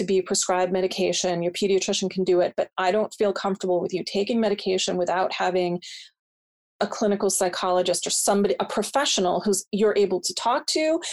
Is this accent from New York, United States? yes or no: no; just outside of Providence, Rhode Island, United States; my hometown. We're just outside of Providence.